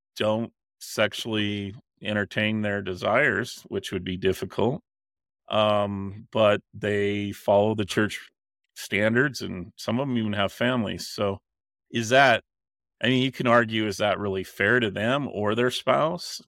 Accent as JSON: {"language": "English", "region": "Utah", "country": "United States", "tie": "born or raised there", "said": "the way I was raised and my culture that I grew up in in Utah"}